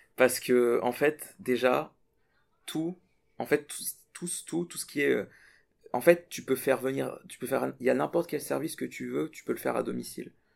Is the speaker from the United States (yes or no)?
no; Burkina Faso; moved away as an adult; now in France; je suis de l'Afrique à ici, c'est pas la même chose parce que, enfin, du Burkina Faso